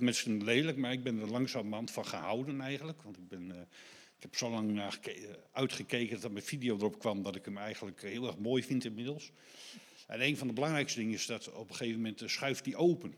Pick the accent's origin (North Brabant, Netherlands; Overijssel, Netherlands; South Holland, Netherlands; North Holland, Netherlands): Overijssel, Netherlands; Deventer; moved away; ik kom zelf uit Deventer voor oorsprong